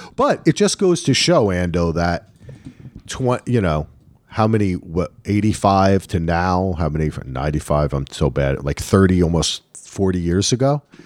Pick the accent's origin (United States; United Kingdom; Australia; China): United States; Northern New Jersey; I grew up in Northern New Jersey